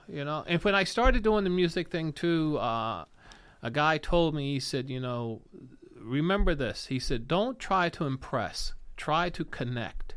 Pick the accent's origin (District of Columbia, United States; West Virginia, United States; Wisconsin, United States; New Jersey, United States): West Virginia, United States; Hump Mountain; growing up in West Virginia